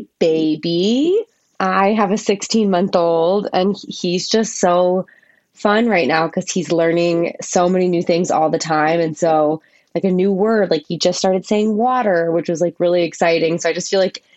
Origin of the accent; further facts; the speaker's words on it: Maryland, United States; moved away; also born or lived in Chicago / Washington, D.C.; I grew up in Maryland, so it was kind of like moving home